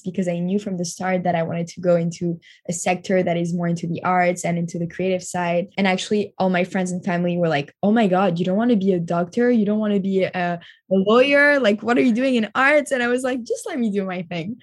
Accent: Montreal, Quebec, Canada; moved away as an adult; also born or lived in Tel Aviv, Israel / New York, United States; now in Paris, France; I grew up in Montreal

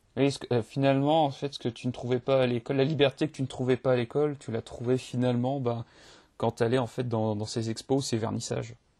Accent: Limoges, Nouvelle-Aquitaine, France; je, suis de Limoges

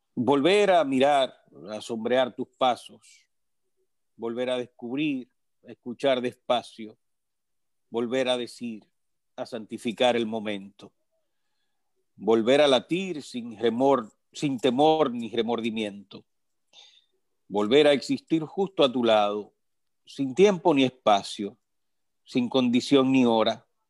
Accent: Moca, Espaillat, Dominican Republic; Moca, de donde soy

